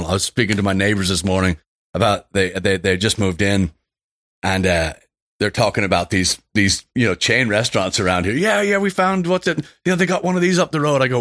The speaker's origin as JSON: {"language": "English", "town": "Houston", "region": "Texas", "country": "United States", "tie": "born or raised there", "said": "Born and raised in Houston."}